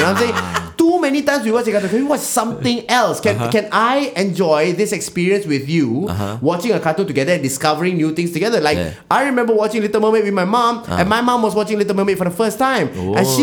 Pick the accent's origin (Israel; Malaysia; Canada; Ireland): Malaysia